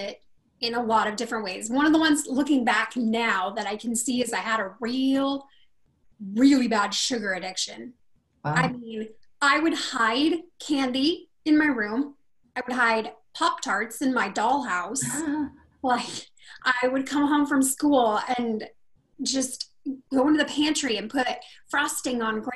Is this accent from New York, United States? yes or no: no; Rocklin, California, United States; also born or lived in Sacramento, California; we lived in a little town called Rocklin, California